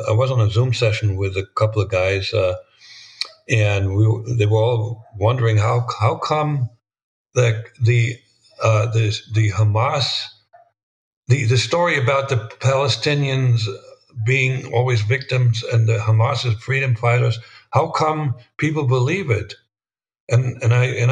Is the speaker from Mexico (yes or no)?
no; Germany; moved away as an adult; now in United States; They only knew that I was born in Germany.